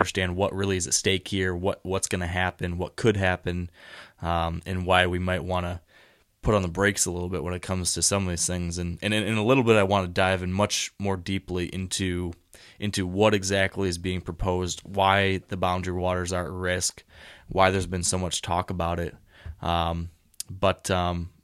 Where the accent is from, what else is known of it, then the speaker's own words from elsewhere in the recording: Michigan, United States; I've spent a lot of time in northern Michigan, my home state